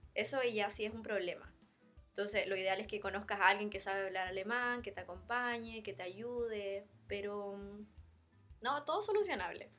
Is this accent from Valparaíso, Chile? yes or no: yes; Valparaíso, Chile; moved away as an adult; also born or lived in Germany / Denmark; now in Stockholm, Sweden; De Valparaíso, de la quinta región.